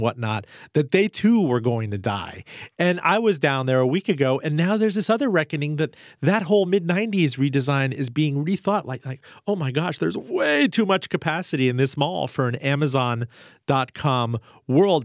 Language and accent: English; Miami, Florida, United States; moved away; I grew up in Miami, the Aventura Mall